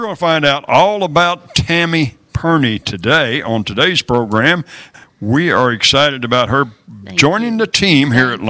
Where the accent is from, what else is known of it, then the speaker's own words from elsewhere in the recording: Stanton, Texas, United States; Born in Texas, Stanton, Texas.